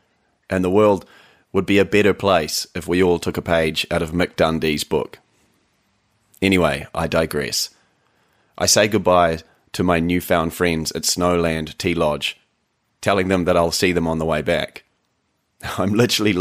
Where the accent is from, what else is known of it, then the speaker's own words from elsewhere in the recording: New Zealand; also born or lived in Canada; my home country, New Zealand.